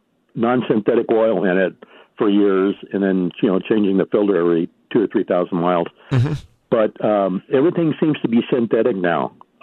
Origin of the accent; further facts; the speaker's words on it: Midwest, United States; moved away; I was raised in the Midwest